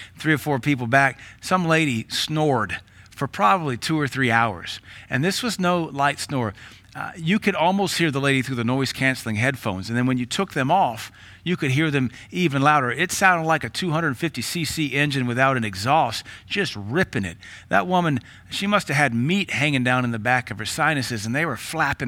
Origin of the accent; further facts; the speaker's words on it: United States; we are American minded